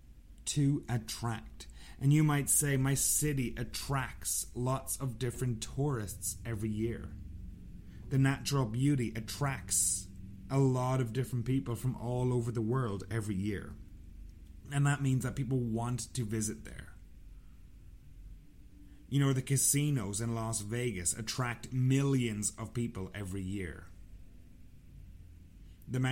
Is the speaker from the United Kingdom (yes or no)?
no; Sligo, Connacht, Ireland; I'm from a town called Sligo. Sligo is situated in the west of Ireland.